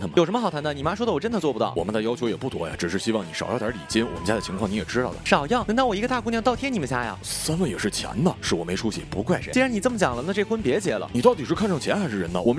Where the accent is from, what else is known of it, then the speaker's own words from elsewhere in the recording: China; 谁让我在中国呢？对吧？我骄傲啊，我是中国人呐。